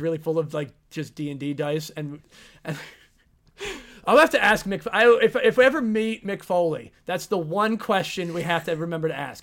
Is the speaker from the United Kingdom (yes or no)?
yes; England, United Kingdom; as an Englishman